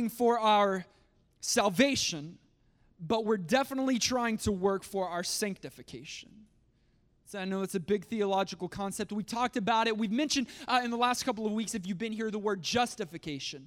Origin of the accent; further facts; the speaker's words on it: United States; as American Christians